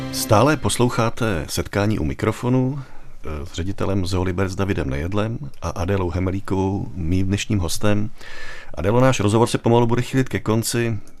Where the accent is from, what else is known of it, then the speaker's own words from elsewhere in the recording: Czechia; my jako Češi jsme takový turistický národ